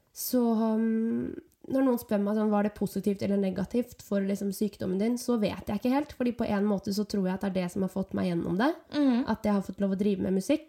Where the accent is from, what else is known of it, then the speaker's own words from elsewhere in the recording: Nøtterøy, Vestfold, Norway; moved away as an adult; now in Oslo, Norway; Jeg er fra Nøtterøy.